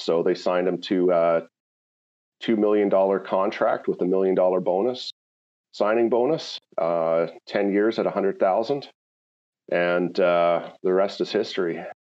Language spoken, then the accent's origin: English; Landmark, Manitoba, Canada; now in Ontario, Canada; I grew up uh, southeast of uh, Winnipeg, um, near a small community called Landmark, Manitoba